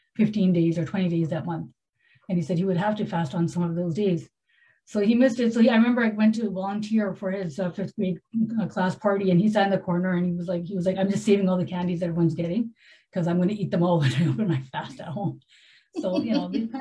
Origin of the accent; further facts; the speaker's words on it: Canada; moved away; I grew up in Canada